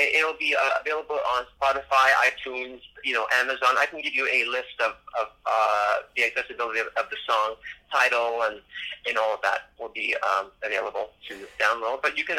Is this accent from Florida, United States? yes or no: yes; Miami, Florida, United States; So when you're in Miami, then you're in my hometown.